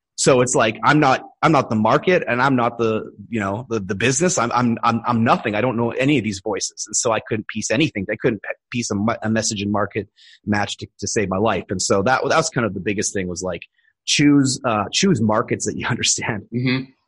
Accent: Edmonton, Alberta, Canada; moved away as an adult; now in Thailand; I was born in Edmonton, and that's where I stayed until I was in my early twenties.

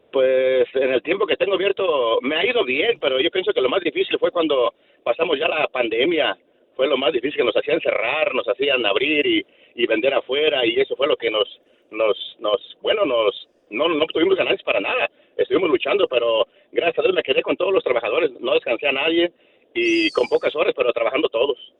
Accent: Sahuayo, Michoacán, Mexico; now in Santa Ana, United States; Soy de, del Cerrito Pelón

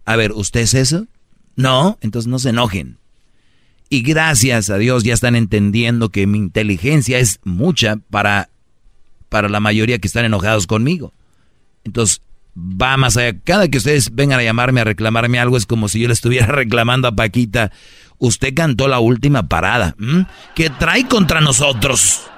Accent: Monterrey, Nuevo León, Mexico; soy regio, nosotros hablamos así fuerte

